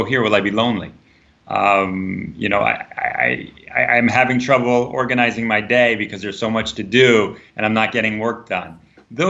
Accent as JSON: {"language": "English", "country": "United States", "said": "as an American"}